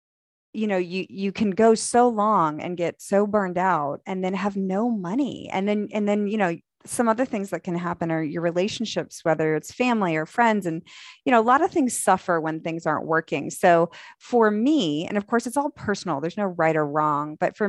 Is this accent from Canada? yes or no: no; the North, United States; now in Dallas, United States; I was from the North